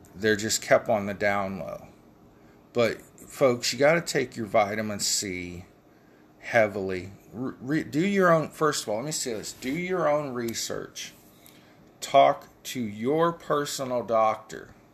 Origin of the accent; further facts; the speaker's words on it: United States; We are the American people.